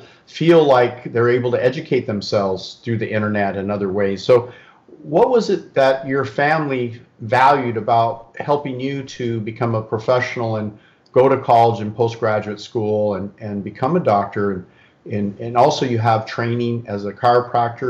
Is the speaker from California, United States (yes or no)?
yes; California, United States; I'm really born and raised in California, lived here my whole life